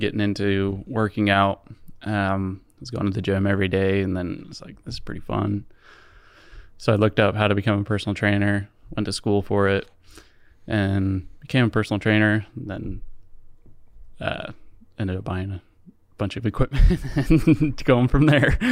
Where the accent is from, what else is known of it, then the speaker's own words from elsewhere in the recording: Provo, Utah, United States; also born or lived in Orem, Utah / Eagle Mountain, Utah; I was born and raised in Provo